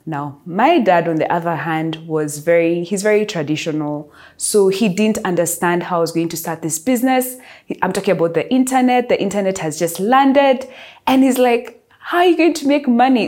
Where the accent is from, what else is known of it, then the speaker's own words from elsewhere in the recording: Nairobi, Kenya; I am from Nairobi